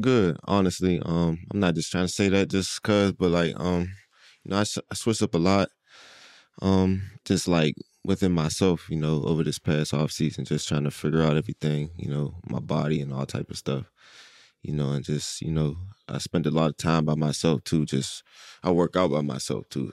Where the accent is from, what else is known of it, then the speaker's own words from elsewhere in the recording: Pittsburgh, Pennsylvania, United States; now in Philadelphia, United States; growing up in Pittsburgh